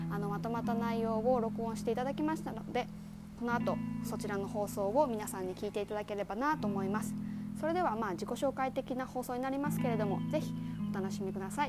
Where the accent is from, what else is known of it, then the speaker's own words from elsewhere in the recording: Imabari, Ehime, Japan; now in Saijo, Japan; えっと、今治市です